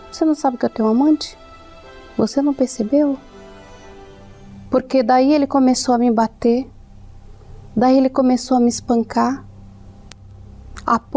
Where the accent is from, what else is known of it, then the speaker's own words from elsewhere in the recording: Alagoas, Brazil; é... eu trabalho como personal organizer. Eu vim de Alagoas, né?